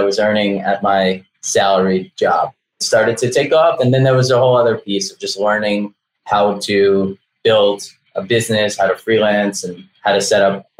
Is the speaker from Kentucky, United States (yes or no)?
no; New York, United States; also born or lived in Belarus; now in Miami, United States; I grew up in New York. I was born in Belarus back when it was still the Soviet Union.